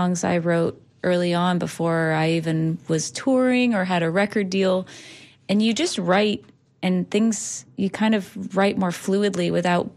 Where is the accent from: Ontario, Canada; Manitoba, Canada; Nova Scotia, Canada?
Ontario, Canada; Ottawa; moved away as an adult; now in St. Petersburg, United States; I owned a coffee shop for 8 years in my hometown of Ottawa